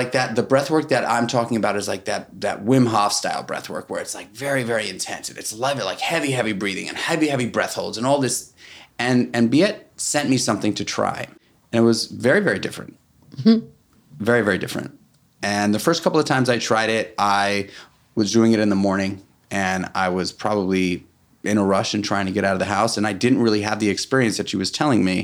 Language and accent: English; New York City, New York, United States; We're both from New York City. It's very, very rare that you find New York City born and breders